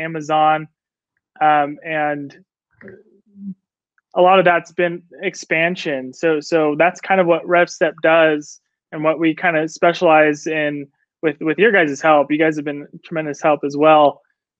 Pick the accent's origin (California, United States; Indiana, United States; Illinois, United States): California, United States; Orange County, Southern; moved away as an adult; also born or lived in Samoa; now in Utah, United States; born and raised in California. Southern California, Orange County